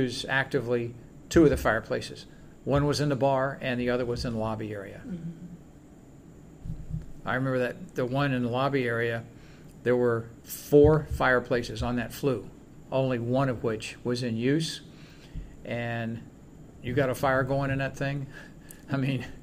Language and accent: English; Clearwater, Florida, United States; born or raised there